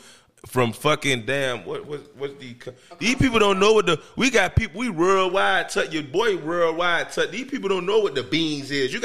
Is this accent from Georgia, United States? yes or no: no; Miami, Florida, United States; I'm from Overtown